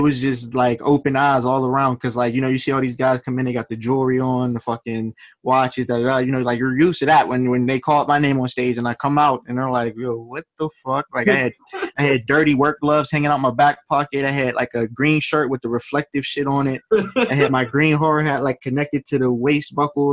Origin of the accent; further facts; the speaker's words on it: Clairton, PA, Pennsylvania, United States; also born or lived in Baldwin, Pennsylvania / Jeannette, Pennsylvania / Pittsburgh, Pennsylvania; I'm from Clare, MPA. Grew up there, lived there from about, I'll say, kindergarten to like fifth grade